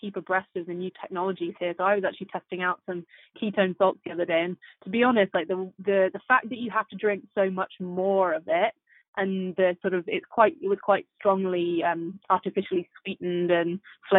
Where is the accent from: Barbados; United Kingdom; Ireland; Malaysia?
United Kingdom; England; moved away as an adult; also born or lived in Oxford; now in San Francisco, United States; I moved from England, as you can tell from the accent.